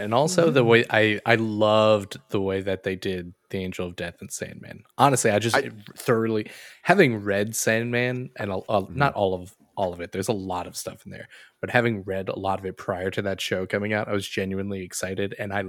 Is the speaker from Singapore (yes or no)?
yes; Singapore; already answered by the fact that I'm from Singapore, motherfucker.